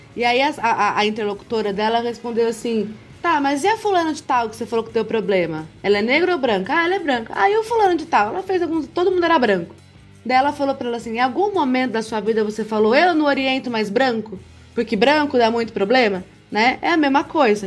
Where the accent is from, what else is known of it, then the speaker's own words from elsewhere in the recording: Campinas, São Paulo, Brazil; moved away as an adult; eu vim do interior de São Paulo, Campinas, uma cidade muito rica, de uma família de classe média alta, que pôde me prover escola particular a vida inteira